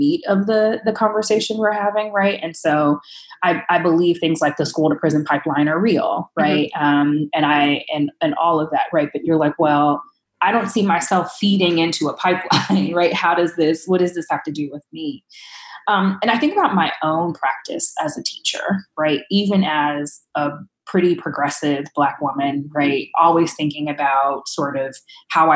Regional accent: Los Angeles, California, United States; I grew up in Watts, and the school that I was zoned to actually was built in response to community demands coming out of the 1965 Watts riots

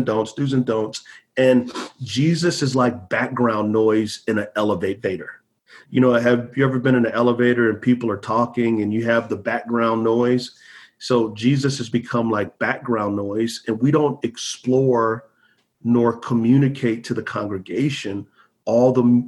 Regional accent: San Antonio, Texas, United States; moved away as an adult; now in South Carolina, United States; I grew up in San Antonio, Texas.

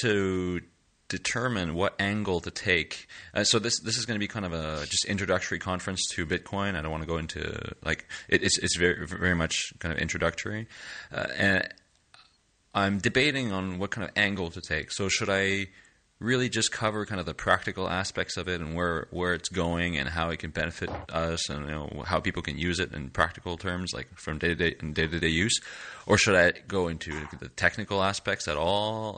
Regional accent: Canada; now in Lille, France; I am a Canadian uh, born user experience designer and developer based in Lille, France

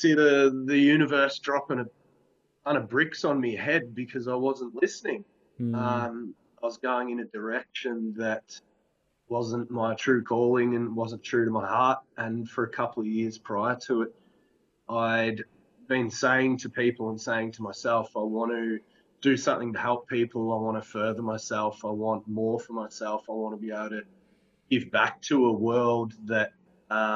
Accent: Bendigo, Victoria, Australia; also born or lived in Melbourne; I'm in Bendigo. I live in Bendigo now. I grew up here

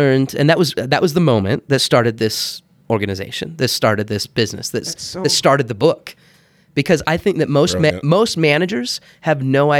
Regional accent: Heber, Utah, United States; also born or lived in Bountiful / Texas / Kansas; So I was born in Bountiful. We grew up a little bit in Texas and Kansas, but man, Heber was there. I think I was there when I was fifth grade on.

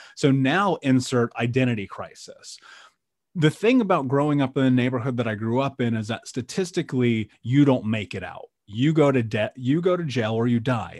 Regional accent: Indianapolis, Indiana, United States; I grew up in Indianapolis, um, the middle of America

